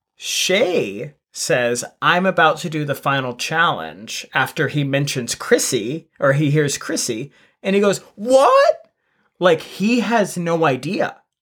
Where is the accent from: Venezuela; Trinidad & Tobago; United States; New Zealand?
United States; as an American